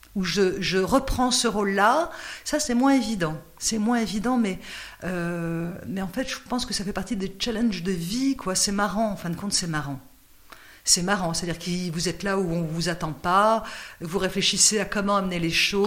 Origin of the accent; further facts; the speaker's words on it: Noisiel, Île-de-France, France; je suis de Noisiel